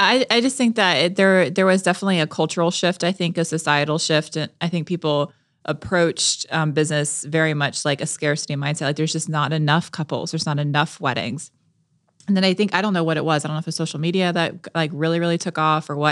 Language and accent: English; Melbourne, Florida, United States; We used to vacation in the Keys 'cause we're from Melbourne, Florida